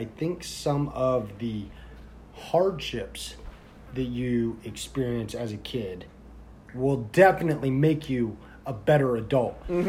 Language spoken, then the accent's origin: English; Indiana, United States; now in Florida, United States; I grew up in Indiana